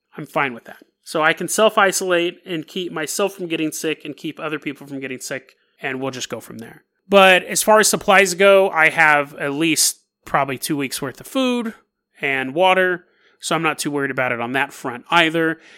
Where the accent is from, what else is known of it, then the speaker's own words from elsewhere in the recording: Sacramento, California, United States; I grew up in Sacramento